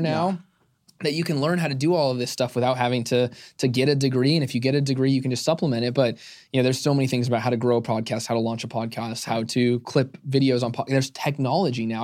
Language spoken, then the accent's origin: English; Arizona, United States; I'm born and raised in Arizona